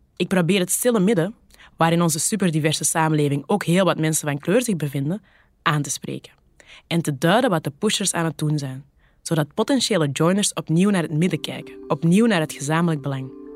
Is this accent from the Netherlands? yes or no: no; Kempen, Flanders, Belgium; accent: Kempisch; Mijn platte Kempische accent